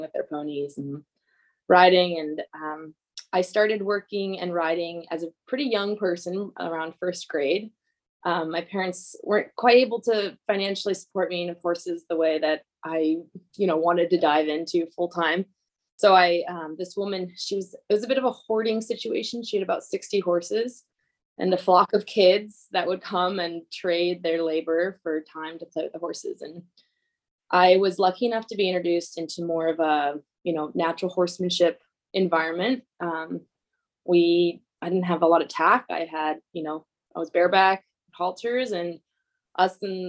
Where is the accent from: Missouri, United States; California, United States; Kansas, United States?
California, United States; Sonoma County, Northern; moved away as an adult; now in Northern Idaho, United States; I grew up in Northern California, in the Bay Area, North Bay Area in Sonoma County